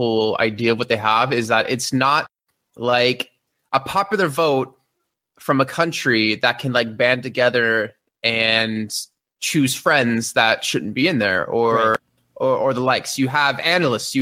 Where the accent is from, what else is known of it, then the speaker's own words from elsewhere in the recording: United States; now in Germany; I'm American